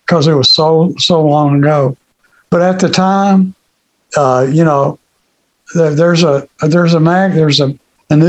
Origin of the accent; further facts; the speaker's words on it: Greenville, Kentucky, United States; moved away as an adult; I grew up in Kentucky. I was born in Muhlenberg County, Kentucky, Greenville.